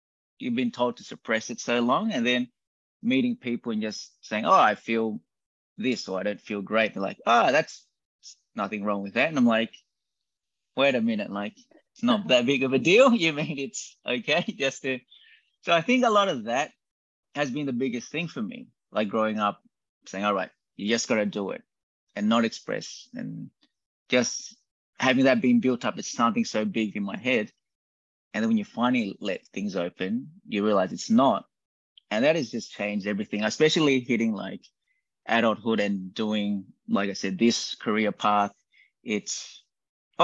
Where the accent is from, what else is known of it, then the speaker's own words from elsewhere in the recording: Australia; growing up in Australia